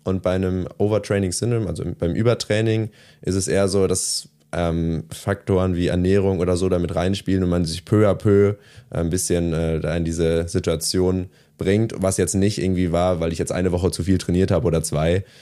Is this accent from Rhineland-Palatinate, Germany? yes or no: yes; small village near Trier, Rhineland-Palatinate, Germany; also born or lived in Bocholt; ich bin dann nicht direkt in Trier aufgewachsen, sondern im kleinen Dorf daneben